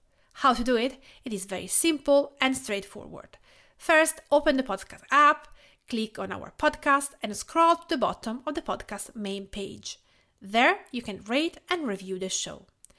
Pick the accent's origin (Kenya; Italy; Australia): Italy; Tuscany; We are both from Tuscany